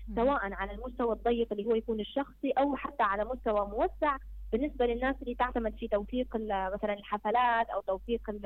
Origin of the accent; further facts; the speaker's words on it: Libya; عندنا في ليبيا